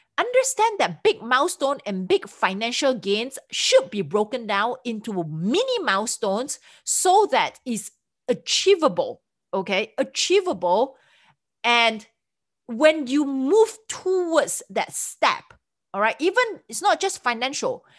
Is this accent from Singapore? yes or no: yes; Singapore; moved away as an adult; now in United States; I'm from Singapore